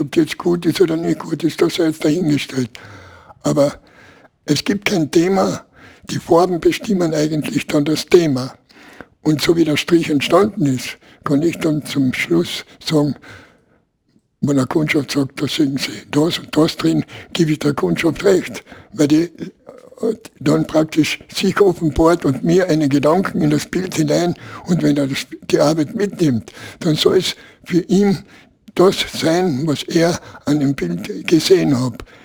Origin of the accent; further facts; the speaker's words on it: Klagenfurt, Carinthia, Austria; bei uns in Klagenfurt